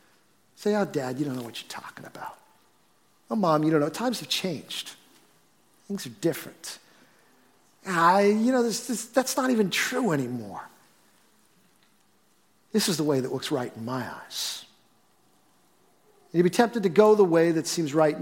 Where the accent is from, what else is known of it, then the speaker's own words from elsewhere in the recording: Billerica, Massachusetts, United States; I grew up in Billerica